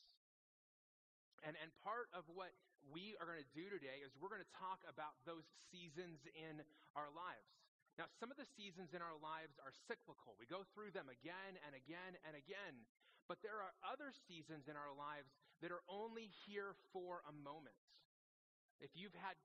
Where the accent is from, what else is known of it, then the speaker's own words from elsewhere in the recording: Las Vegas, Nevada, United States; also born or lived in Phoenix, Arizona; now in Prescott, United States; I grew up in Las Vegas